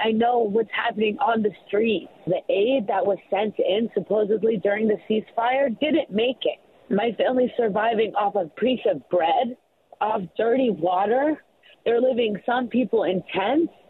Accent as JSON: {"language": "English", "region": "Gaza Strip", "country": "Palestine", "moved": "yes", "lives_now": "Columbus, United States", "said": "I'm from Palestine."}